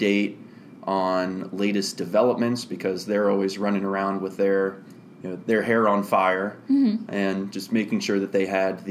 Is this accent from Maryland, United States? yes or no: yes; Annapolis, Maryland, United States; Born and raised in Annapolis, Maryland